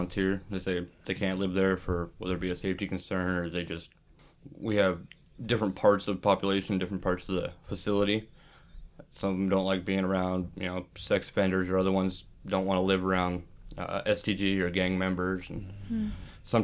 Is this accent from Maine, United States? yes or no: no; Boise, Idaho, United States; also born or lived in Pocatello, Idaho; I was born and raised in Boise, Idaho